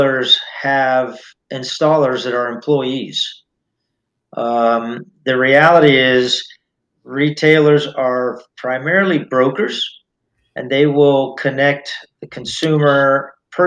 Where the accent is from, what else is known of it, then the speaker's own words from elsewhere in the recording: Miami, Florida, United States; I was raised in Miami